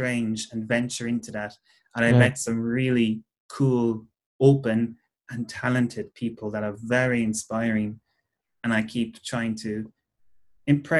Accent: Cork, Munster, Ireland; I'm from Cork. I come from just outside Cork City

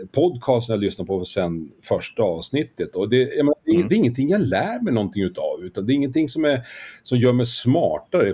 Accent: Skellefteå, Västerbotten County, Sweden; now in Stockholm, Sweden; jag är född i Skellefteå, det är ju i Västerbotten

